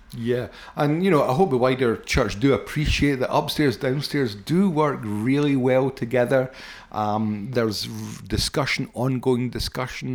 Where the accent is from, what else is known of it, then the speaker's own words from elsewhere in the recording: Paisley, Scotland, United Kingdom; I was brought up in Foxborough and Paisley, I was brought up in a council scheme